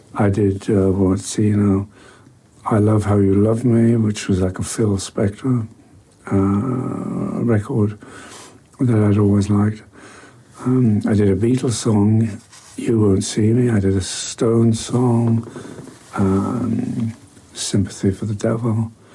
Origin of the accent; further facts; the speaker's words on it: Newcastle upon Tyne, North East England, United Kingdom; Newcastle, my hometown